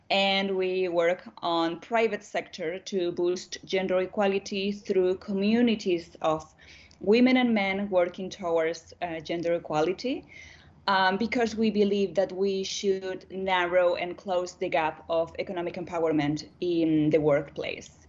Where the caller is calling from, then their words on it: Santiago, Santiago Metropolitan Region, Chile; I'm connected now from Santiago, from Chile, here in South